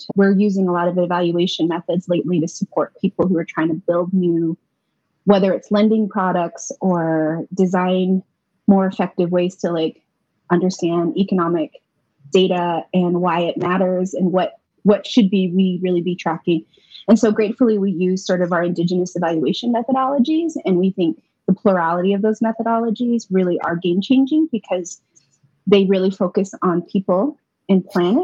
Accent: Four Corners, United States; moved away as an adult; now in Albuquerque, United States; I am Diné Navajo from Navajo Nation

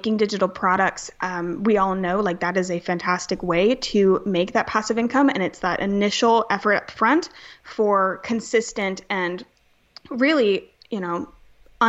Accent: Charleston, South Carolina, United States; I'm from Charleston, South Carolina. I was born and raised here

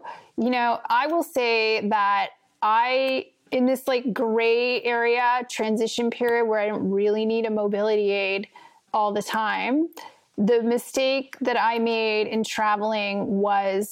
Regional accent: Montreal, Quebec, Canada; first language French; English is a second language; also born or lived in France; I'm from Montreal. I grew up speaking French.

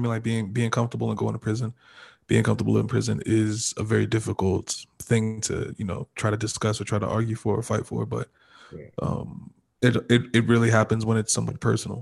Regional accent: Nigeria; as a Nigerian person

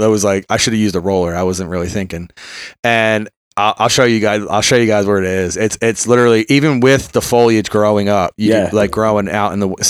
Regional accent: Philadelphia, Pennsylvania, United States; also born or lived in Bucks County, Pennsylvania; I grew up in Philly, then we moved to the suburbs.

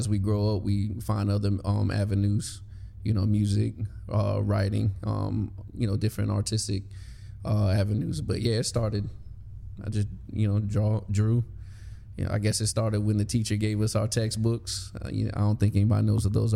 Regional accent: Newport News, Virginia, United States; I'm from Newport News

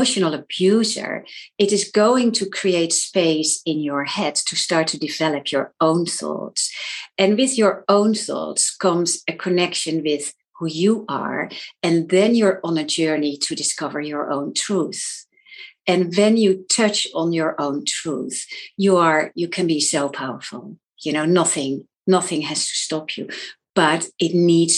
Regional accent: Netherlands; moved away as an adult; now in London, United Kingdom; I'm from the Netherlands, but I actually live in London. So I've moved countries because of my husband

